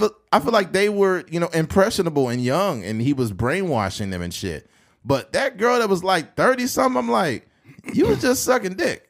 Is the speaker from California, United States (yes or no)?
yes; Bakersfield, California, United States; also born or lived in Delano, California; I moved from Delano to Bakersfield in ninety-three.